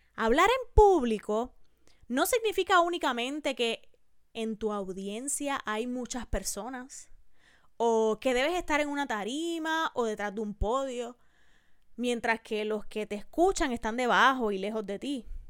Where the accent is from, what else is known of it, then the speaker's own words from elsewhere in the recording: Puerto Rico; En mi país, en Puerto Rico, donde se graba este podcast